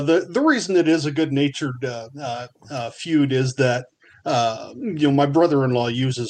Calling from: Burns, Oregon, United States; So, Burns, Oregon.

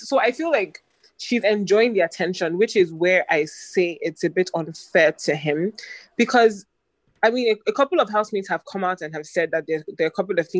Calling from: Lagos, Nigeria

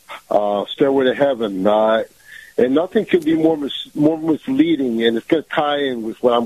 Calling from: Tampa, Florida, United States; Good morning, Kyle. … from Tampa.

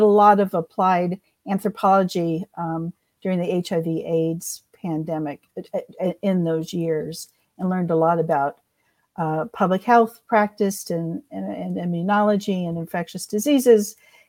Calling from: Austin, Texas, United States; Well, actually, I'm just north of Emily. I'm in Austin.

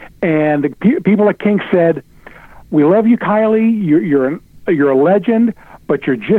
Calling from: Cincinnati, Ohio, United States; from Cincinnati again.

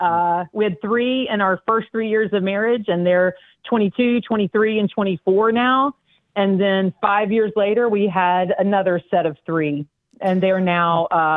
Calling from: Charlotte, North Carolina, United States; Hey, the Charlotte, North Carolina area.

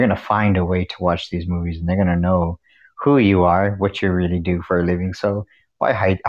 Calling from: Texas, United States; accent: Scottish Texan; I am calling from Texas.

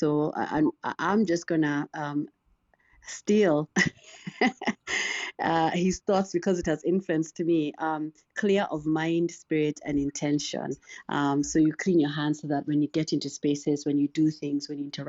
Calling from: Missouri, United States; I'm calling in from Missouri.

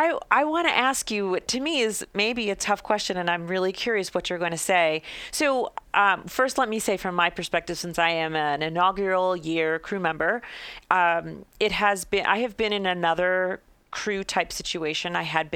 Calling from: Denver, Colorado, United States; so I'm talking from Denver, Colorado, and I belong to a crew that formed here.

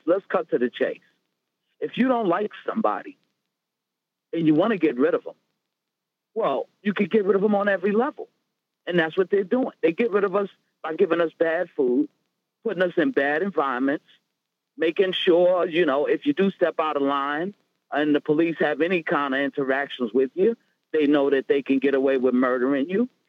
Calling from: Rockland County, New York, United States; I'm calling from Rockland County

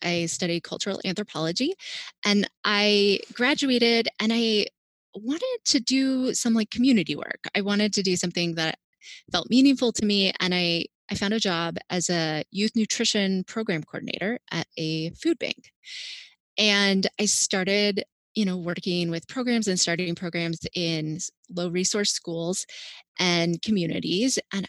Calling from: Maryland, United States

